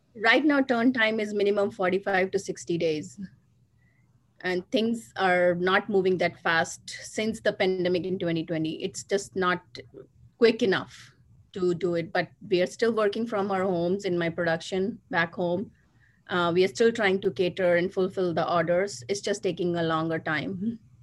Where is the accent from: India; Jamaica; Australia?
India; Agra, Uttar Pradesh; moved away as an adult; now in United States; I was born and brought up in India in the city of Taj Mahal, Agra so i've uh, lived 22 years over there and, and then i migrated to united states in 97